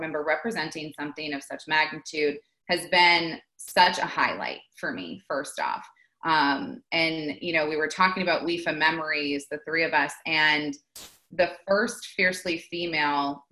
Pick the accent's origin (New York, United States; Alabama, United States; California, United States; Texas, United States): New York, United States; I grew up in New York, and we had this cool house that was tucked in up on a hill in the trees